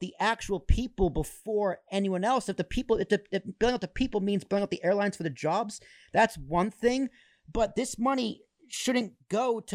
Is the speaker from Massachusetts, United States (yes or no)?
yes; Braintree, Massachusetts, United States; I grew up in Braintree, Massachusetts.